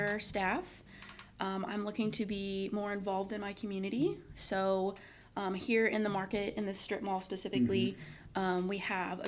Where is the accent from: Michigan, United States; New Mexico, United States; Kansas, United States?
Kansas, United States; Wichita; moved away as an adult; also born or lived in California; now in Claremore, United States; I grew up in a larger town, Wichita